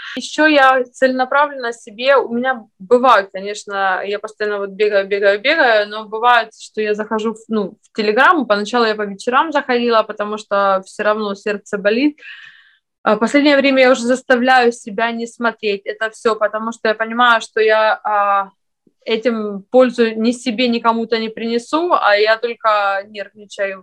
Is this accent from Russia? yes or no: no; Ukraine; moved away as an adult; now in Lithuania; я с Украины